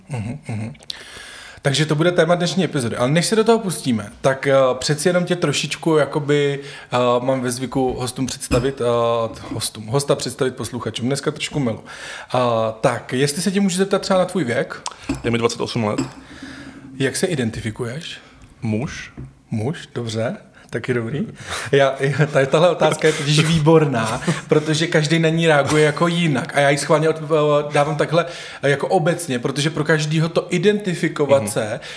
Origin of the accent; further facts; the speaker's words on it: eastern Bohemia, Czechia; moved away as an adult; now in Prague, Czechia; Žiju v Praze už 8 let, ale původem jsem z venkova, z východních Čech.